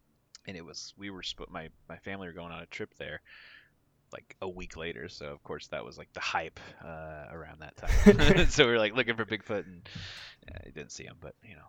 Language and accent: English; the Northwest, Pacific Northwest, United States; I grew up around the Northwest, obviously.